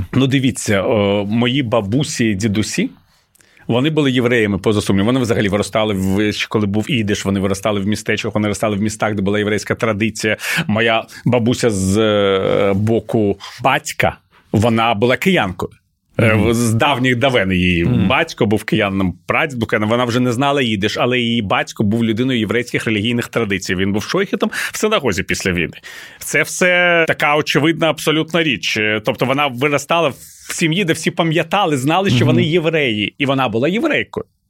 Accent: Kyiv, Ukraine; Ukrainian is a second language; Коли я зростав в Києві

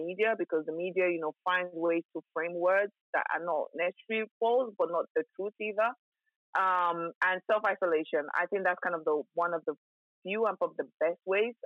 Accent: Lagos, Nigeria; now in United Kingdom; I was born in Nigeria and I grew up in Nigeria. So Nigeria was home for me for a very, very long time

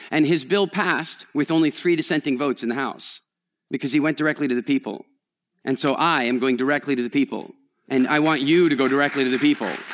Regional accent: Canada; moved away; also born or lived in England; I'm Canadian, which makes me a member of the Commonwealth

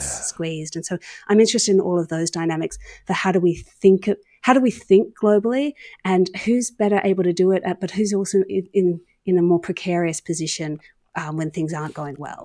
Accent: Australia; I was sort of captain of the Australian debating team

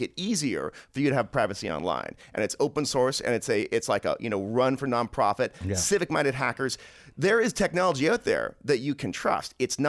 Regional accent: Toronto, Ontario, Canada; I grew up in suburban Toronto

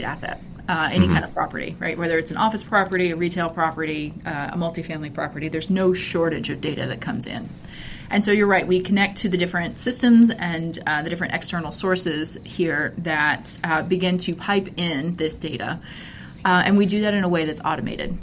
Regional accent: Texas, United States; I grew up here in Texas

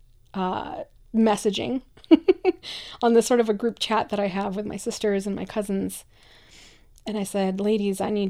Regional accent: Michoacán, Mexico; English is a second language; now in United States; I'm a first-generation immigrant, I come from Mexico, from a very kind of traditional little town in the state of Michoacán

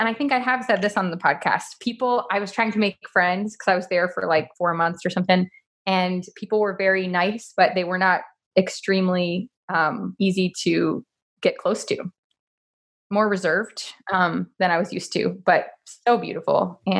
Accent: Miami, Florida, United States; also born or lived in Pasadena / New York City / Connecticut / Los Angeles; now in Nashville, United States; I was born in Pasadena, California. Moved to New York City when I was 6 months old, and then we lived in Connecticut for a couple years, and then I mostly grew up in Miami, Florida. And Los Angeles back and forth.

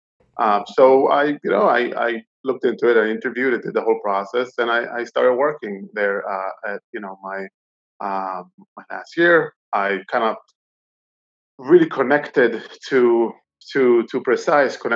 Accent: Boston, Massachusetts, United States; moved away; also born or lived in Israel; I was born in Israel. I kind of grew up in Boston, Massachusetts. moved back to Israel.

